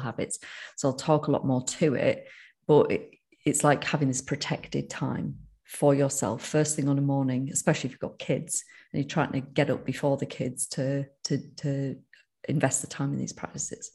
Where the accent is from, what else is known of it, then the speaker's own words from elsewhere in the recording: United Kingdom; accent: northern; my northern accent